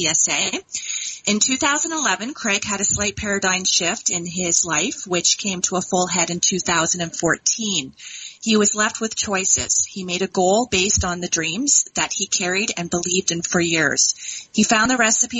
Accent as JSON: {"language": "English", "town": "Dundas", "region": "Ontario", "country": "Canada", "said": "I hail from Dundas, Ontario"}